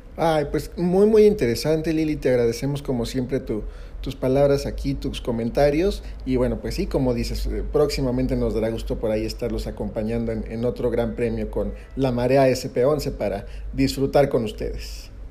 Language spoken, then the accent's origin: Spanish; Mexico; como mexicanos